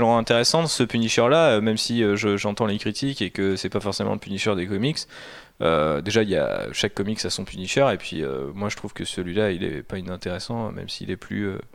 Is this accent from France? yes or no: yes; France; en tant que Français